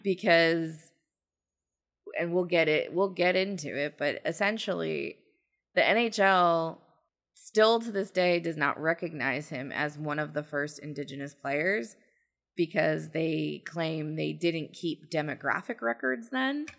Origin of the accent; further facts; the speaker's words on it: New Jersey, United States; in New Jersey, it never really ever got that cold